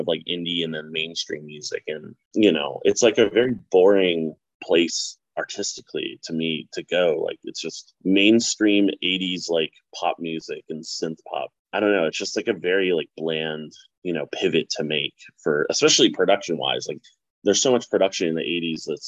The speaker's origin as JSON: {"language": "English", "town": "Baltimore", "region": "Maryland", "country": "United States", "said": "I'm from Baltimore."}